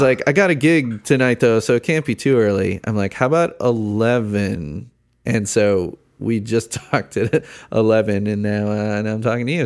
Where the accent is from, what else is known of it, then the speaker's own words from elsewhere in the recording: Chicago, Illinois, United States; moved away as an adult; now in Indiana, United States; I grew up in Chicago, I moved to Indiana